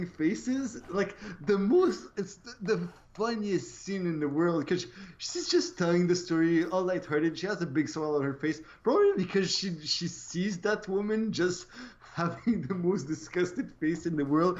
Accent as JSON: {"language": "English", "region": "Quebec", "country": "Canada", "tie": "born or raised there", "second_language": "English", "said": "I grew up in French Canada. I didn't even watch TV in English until I was like 15 years old."}